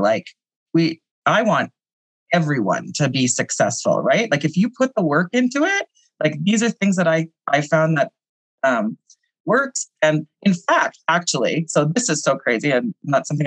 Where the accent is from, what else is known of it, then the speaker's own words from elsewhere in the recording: Saskatchewan, Canada; moved away as an adult; now in Calgary, Canada; I'm from Saskatchewan originally